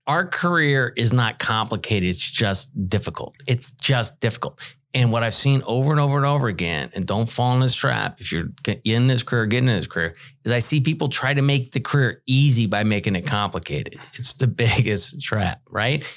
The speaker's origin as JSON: {"language": "English", "area": "Bay Area", "region": "California", "country": "United States", "moved": "yes", "said": "I'm from the Bay Area in California"}